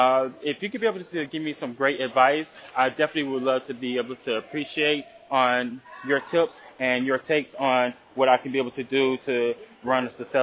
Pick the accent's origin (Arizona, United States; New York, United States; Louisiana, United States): Louisiana, United States; Shreveport; now in Houston, United States; whether I'm in Houston or back home in my original hometown of Shreveport, Louisiana.